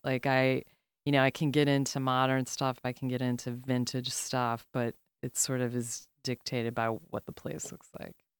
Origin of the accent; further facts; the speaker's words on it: Chicago, Illinois, United States; I'm from the South Side